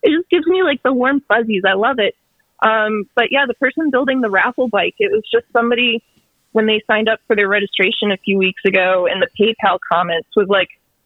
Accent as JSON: {"language": "English", "town": "Dearborn", "region": "Michigan", "country": "United States", "moved": "yes", "lives_now": "Winston-Salem, United States", "said": "I'm from Detroit originally, Dearborn, Michigan, right outside Detroit. And I moved down to Winston-Salem, North Carolina"}